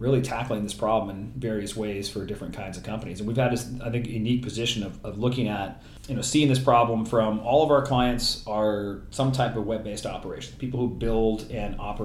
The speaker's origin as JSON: {"language": "English", "town": "Los Angeles", "region": "California", "country": "United States", "said": "I'm from Los Angeles"}